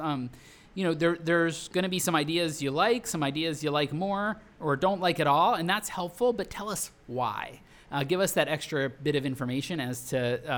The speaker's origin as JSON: {"language": "English", "town": "Philadelphia", "region": "Pennsylvania", "country": "United States", "said": "I'm from Philadelphia"}